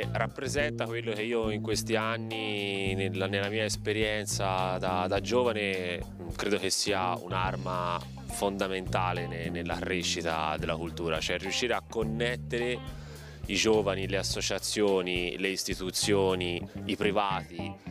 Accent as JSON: {"language": "Italian", "town": "Colle di Val d'Elsa", "region": "Tuscany", "country": "Italy", "said": "arrivo da Colle di Valdelsa"}